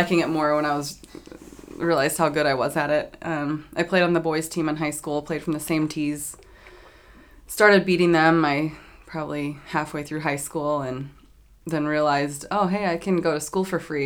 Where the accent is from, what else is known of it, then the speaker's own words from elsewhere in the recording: Apple Valley, California, United States; I am from Apple Valley, California